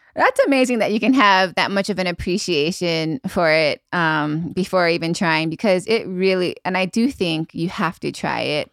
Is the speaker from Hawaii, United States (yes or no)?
yes; Maui, Hawaii, United States; also born or lived in Makawao, Hawaii / North Shore, Oahu; I was born and raised on Maui, and now I live on the north shore of Oahu.